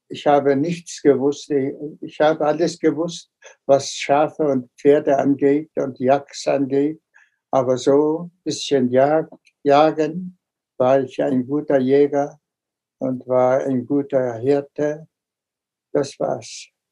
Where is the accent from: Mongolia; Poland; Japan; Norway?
Mongolia